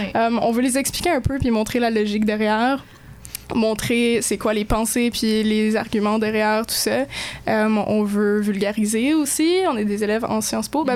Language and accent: French; Moncton, New Brunswick, Canada; moved away; le district scolaire, je pars chez nous à Moncton, le district francophone